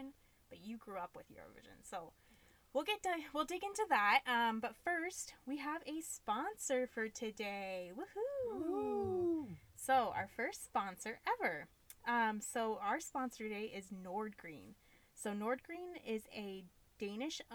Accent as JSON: {"language": "English", "region": "Ohio", "country": "United States", "tie": "born or raised there", "said": "born and raised in Ohio"}